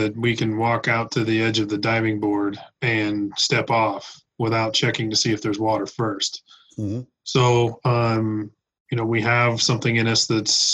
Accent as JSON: {"language": "English", "town": "Reno", "region": "Nevada", "country": "United States", "tie": "born or raised there", "said": "Born and raised in Reno, Nevada"}